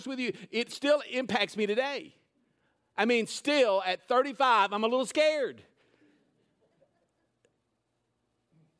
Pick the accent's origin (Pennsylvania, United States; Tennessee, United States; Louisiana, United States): Tennessee, United States; Nashville; now in Lebanon, United States; I went to Whitsitt Elementary School, which is in Woodbine in Nashville. moved up here when I was in junior high